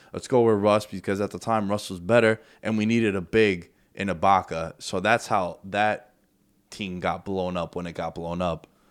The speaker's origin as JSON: {"language": "English", "region": "New York", "country": "United States", "said": "as a New Yorker"}